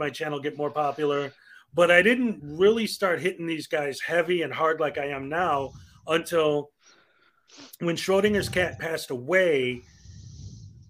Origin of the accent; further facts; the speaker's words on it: Chicago, Illinois, United States; I'm from Chicago